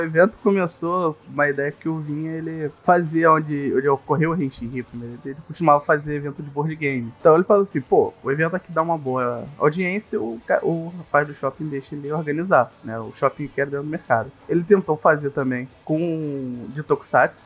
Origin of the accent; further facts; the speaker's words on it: Rio de Janeiro, Brazil; eu sou carioca